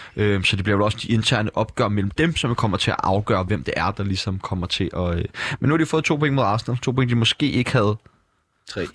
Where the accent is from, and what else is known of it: Denmark